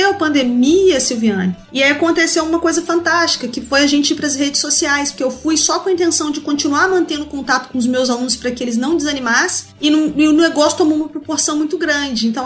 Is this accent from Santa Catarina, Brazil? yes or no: no; Rio de Janeiro, Brazil; now in Minas Gerais, Brazil; Quando eu venho do Rio para Minas Gerais, foi minha primeira experiência com Minas, já foi morar em Minas, né?